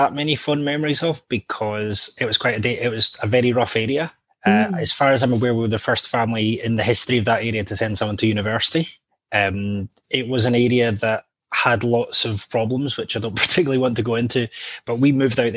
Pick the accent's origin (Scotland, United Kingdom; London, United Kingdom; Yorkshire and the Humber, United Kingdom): Scotland, United Kingdom; Hamilton; accent: tame Scot; also born or lived in Blantyre; now in Edinburgh, United Kingdom; Originally, I'm from the west of Scotland, so Blantyre and Hamilton, which is just outside of Glasgow.